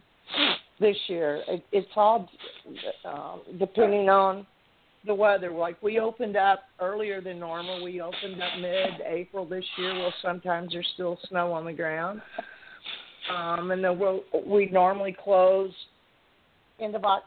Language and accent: English; South Texas, United States; also born or lived in Arizona; now in Anchorage, United States; I grew up in South Texas